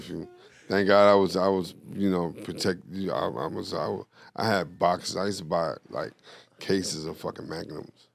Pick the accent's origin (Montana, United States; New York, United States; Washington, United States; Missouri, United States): New York, United States; moved away; I'm from New York